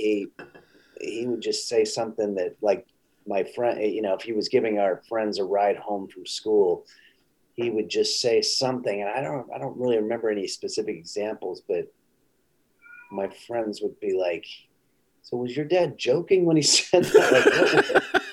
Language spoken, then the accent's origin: English; Glendale, California, United States; I grew up here in Glendale and we all went to Damon's Steakhouse down here